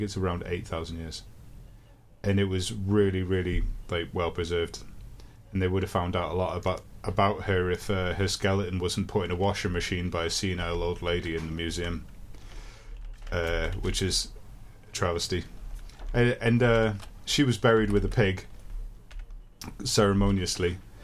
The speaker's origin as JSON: {"language": "English", "town": "Llandudno", "region": "Wales", "country": "United Kingdom", "tie": "born or raised there", "said": "Llandudno, my hometown."}